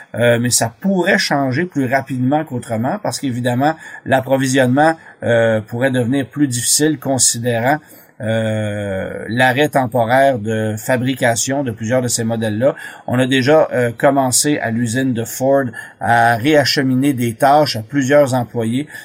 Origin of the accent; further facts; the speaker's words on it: Canada; chez nous au Canada